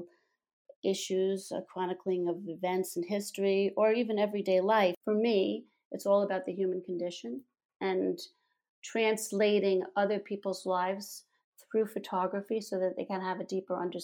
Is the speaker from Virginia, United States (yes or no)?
no; New York City, New York, United States; I grew up in the Bronx, New York, and my father had a dark room in the bathroom of our apartment there